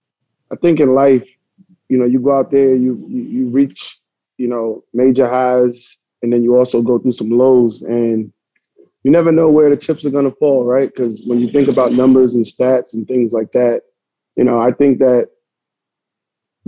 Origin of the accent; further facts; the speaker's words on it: New Rochelle, New York, United States; I was born in New Rochelle